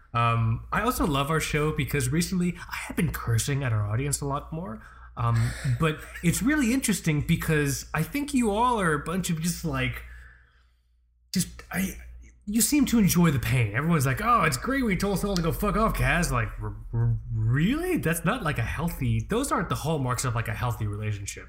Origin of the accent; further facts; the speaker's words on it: Florida, United States; I live in Florida